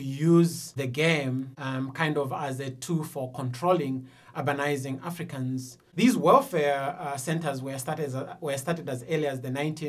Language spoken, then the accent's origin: English; near Kabwe, Central Province, Zambia; moved away as an adult; I grew up in Zambia, in Central Province, about 25 kilometers east of a small town called Kabwe, formerly known as Broken Hill. And I went to St. Paul's Secondary School, which is just within the rural areas of Kabwe.